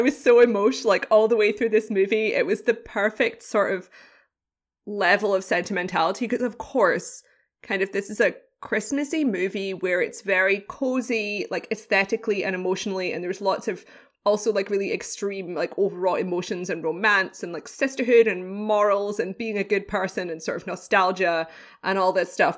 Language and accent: English; United Kingdom; British. I'm British